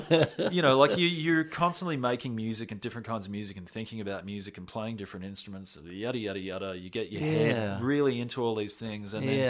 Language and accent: English; Florida, United States; I'm from Florida